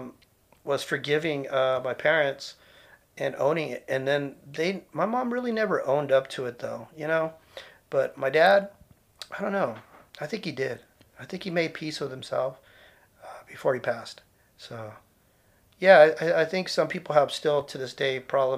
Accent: San Jose, California, United States; growing up in East San Jose during the 70s and 80s

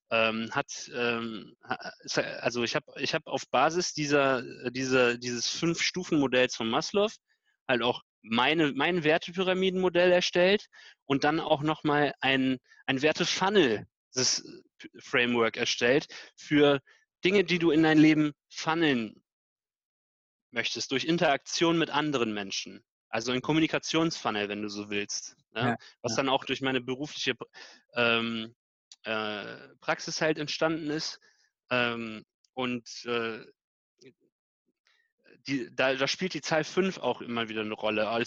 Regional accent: Canada; also born or lived in United States; ich bin in Kanada und USA aufgewachsen, mhm. äh, und ich habe das in den USA in der Grundschule gelernt.

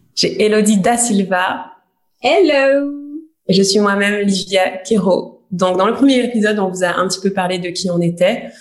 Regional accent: Guadeloupe; j'ai grandi dans une famille modeste, je viens de Guadeloupe

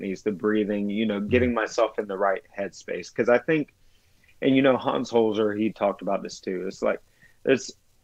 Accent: the South, United States; I grew up in the South

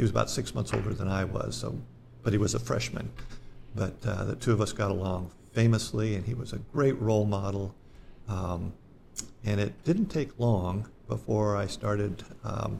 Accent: Santa Barbara, California, United States; moved away as an adult; also born or lived in Camarillo, California / Moorpark, California / Sacramento, California; I was born and raised in Santa Barbara, California, and then during my high school years, I was in Camarillo

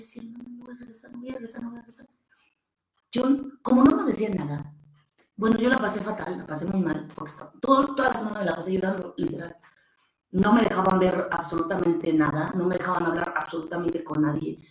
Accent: Puebla, Mexico; moved away; yo, que vengo de Puebla

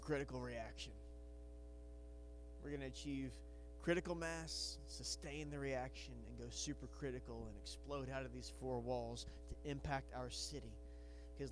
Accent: Batesville, Arkansas, United States; I grew up in Batesville, and I love Batesville

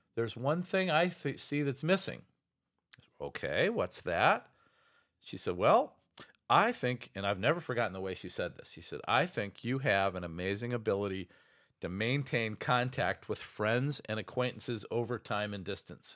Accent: Ohio, United States; now in Chicago, United States; My dad was a small town doctor back in my hometown in Ohio.

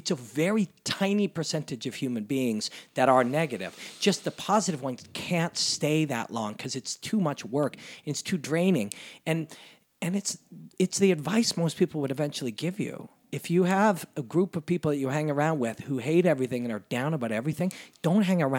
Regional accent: Canada; And that's been a part of being a Canadian, and that's been, we believe in that.

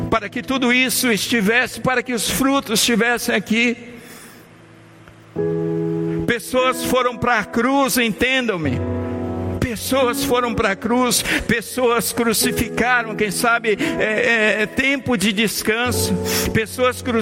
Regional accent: Bahia, Brazil; o pastor Josaniel, que é baiano como eu sou baiano

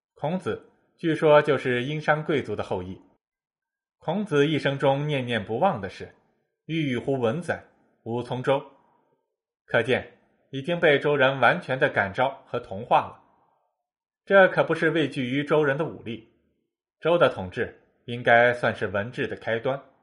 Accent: China; 我们中国人

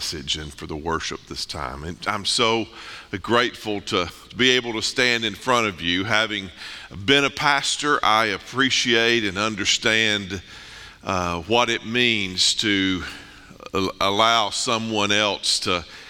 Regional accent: North Mississippi, United States; moved away as an adult; now in East Tennessee, United States; I'm born and raised in North Mississippi

